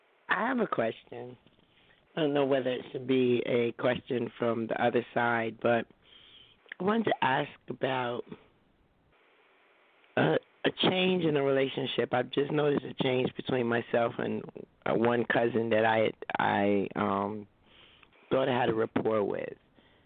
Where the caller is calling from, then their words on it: New Jersey, United States; I'm calling from New Jersey.